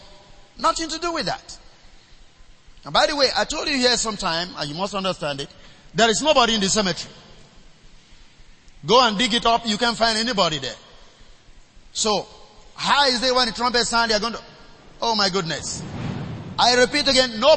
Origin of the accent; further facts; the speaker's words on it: Nigeria; I was born in the River Niger.